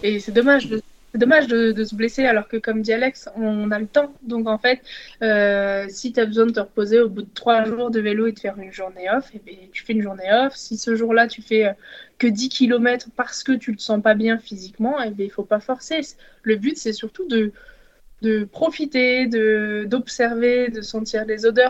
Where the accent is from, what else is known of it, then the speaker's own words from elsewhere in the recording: France; nous sommes français